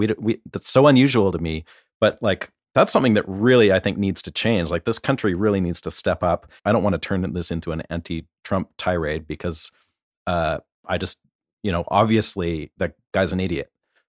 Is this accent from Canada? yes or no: yes; Canada; now in United States; as a Canadian living in this country